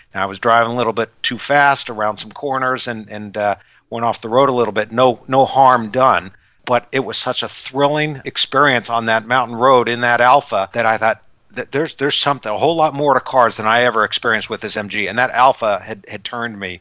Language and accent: English; California, United States; I was actually born and raised in California